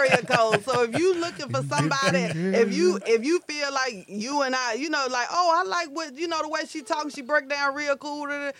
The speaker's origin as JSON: {"language": "English", "town": "Grenada", "region": "Mississippi", "country": "United States", "tie": "born or raised there", "moved": "yes", "said": "Y'all know I cover Grenada and I come down here because it's my hometown."}